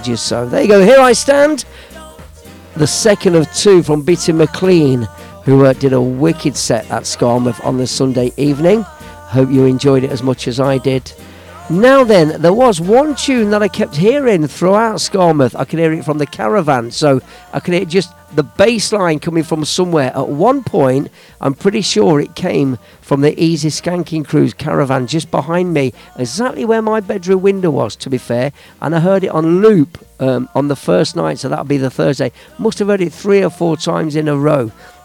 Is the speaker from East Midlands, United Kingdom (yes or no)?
yes; Leicester, East Midlands, United Kingdom; my own town, my hometown, that's Leicester Town